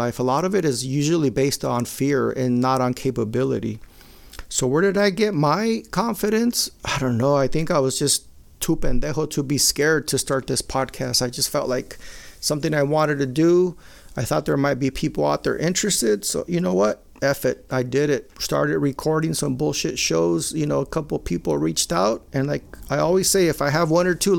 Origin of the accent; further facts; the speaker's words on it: Maywood, United States; when we grew up in Maywood and my brother, I told you, I come from a very Mexicano family. I'm the only Chicano in my immediate family.